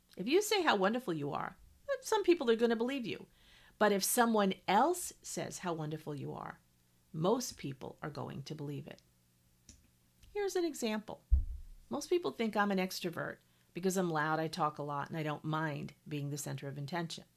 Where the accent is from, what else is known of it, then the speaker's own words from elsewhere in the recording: New England, United States; moved away as an adult; also born or lived in Montana; I grew up in New England and lived the vast majority of my life in New England